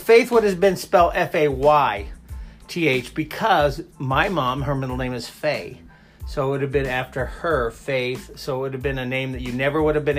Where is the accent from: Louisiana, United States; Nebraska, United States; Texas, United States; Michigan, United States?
Nebraska, United States; growing up in Nebraska